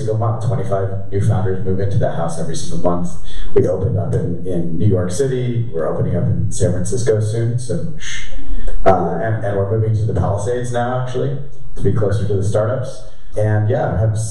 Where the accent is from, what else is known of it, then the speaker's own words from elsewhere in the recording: Toronto, Ontario, Canada; moved away as an adult; now in Los Angeles, United States; I'm Canadian. I'm from Toronto, Canada. I've been in LA for about 4 years now.